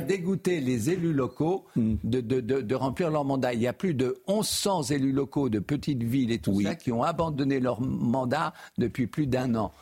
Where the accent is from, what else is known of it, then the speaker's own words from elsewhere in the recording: Normandy, France; moved away; d'où je viens, dans, une partie de la Normandie